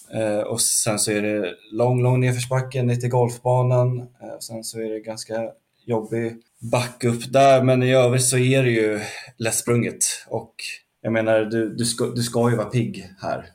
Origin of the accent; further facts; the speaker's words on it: Lidingö, Stockholm County, Sweden; Jag är uppvuxen, eh, typ femtio meter från, eh, från en del av banan